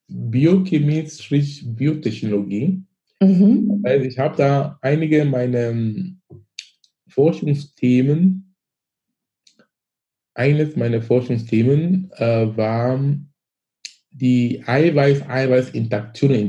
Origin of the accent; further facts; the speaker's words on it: Cameroon; moved away as an adult; now in Germany; ich komme aus Afrika, ich komme aus Kamerun. Ich bin gebürtig aus Kamerun.